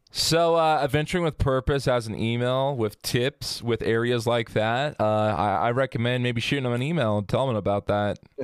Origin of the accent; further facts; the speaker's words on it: Hurricane, Utah, United States; I grew up in Hurricane Utah